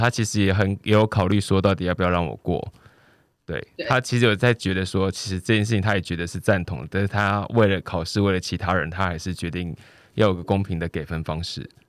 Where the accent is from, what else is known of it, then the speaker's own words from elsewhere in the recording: Pingtung County, Taiwan; accent: Hakka; first language Hakka; 我自己是因为刚好生长在屏东的客家乡村，所以我从小就会，应该说我的母语就是客家话。